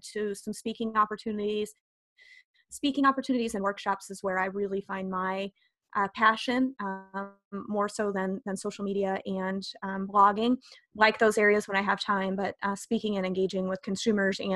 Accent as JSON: {"language": "English", "region": "northern Illinois", "country": "United States", "tie": "born or raised there", "said": "I grew up in northern Illinois, about 60 miles west of Chicago"}